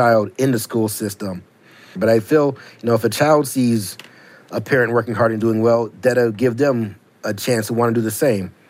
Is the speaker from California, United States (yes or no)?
no; Syracuse, New York, United States; When I was growing up in Syracuse